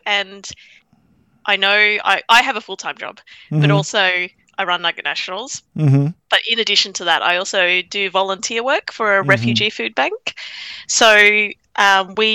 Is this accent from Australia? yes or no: yes; Australia; I was born in Australia